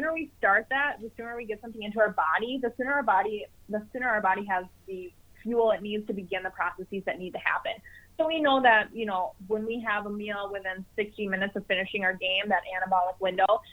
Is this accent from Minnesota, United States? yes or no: yes; Minnesota, United States; here in Minnesota, my hometown